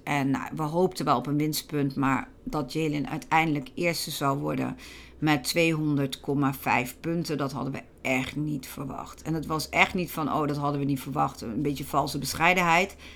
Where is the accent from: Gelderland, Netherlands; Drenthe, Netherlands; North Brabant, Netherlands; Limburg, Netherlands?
Gelderland, Netherlands; bij ons in Gelderland